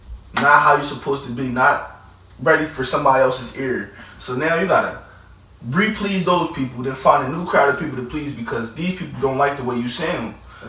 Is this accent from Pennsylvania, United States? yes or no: yes; Philadelphia, Pennsylvania, United States; Yeah, oh, okay, I'm from Philly.